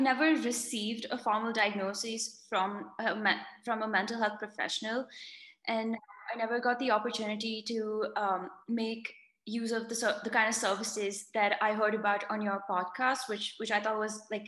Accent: India; moved away as an adult; also born or lived in United States; I'm originally from India, born and brought up here

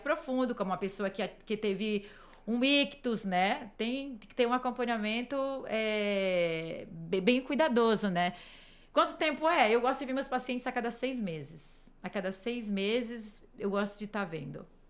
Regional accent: Brazil; moved away; como boa brasileira

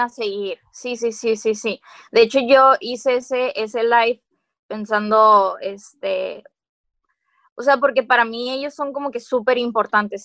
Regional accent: Mexico; estando en frontera, que no nos olvidemos de que somos mexicanos

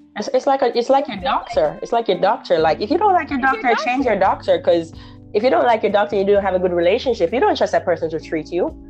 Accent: Jamaica; now in Florida, United States; Jamaican, I'm Jamaican, so I know the issue with our society in Jamaica

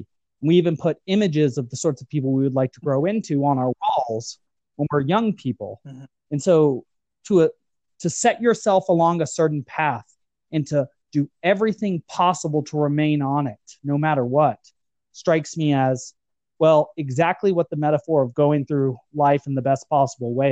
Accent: United States; As an American

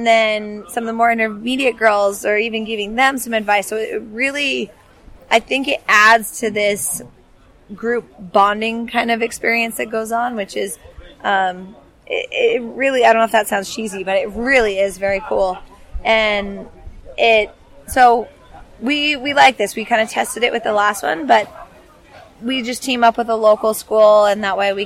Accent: the Northwest, Pacific Northwest, United States; Growing up in the Northwest as a kid, I play outside every day

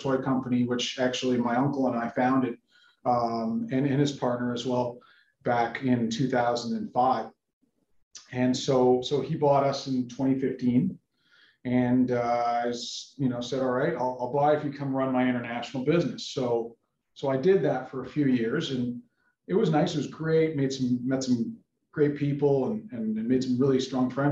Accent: Toronto, Ontario, Canada; I grew up in Toronto, Canada.

